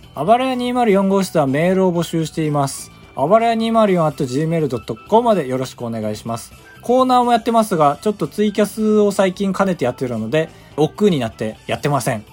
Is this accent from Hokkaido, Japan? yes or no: yes; Sapporo, Hokkaido, Japan; moved away; 北海道出身だから